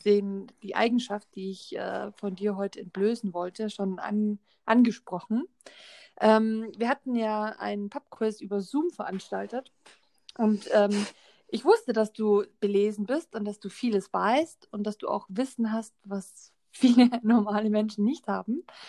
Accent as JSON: {"language": "German", "country": "Germany", "said": "bei uns in Deutschland"}